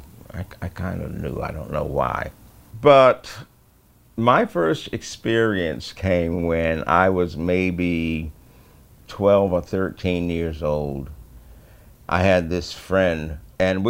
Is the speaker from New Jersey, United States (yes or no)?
no; Hartford, Connecticut, United States; I was born in Hartford, February 22nd, 1941